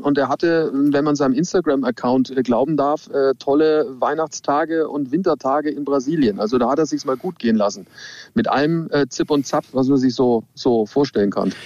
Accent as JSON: {"language": "German", "town": "Nuremberg", "region": "Bavaria", "country": "Germany", "tie": "born or raised there", "said": "ich komme aus Nürnberg und mein Opa, der hat mich immer mitgenommen an den Norrisring"}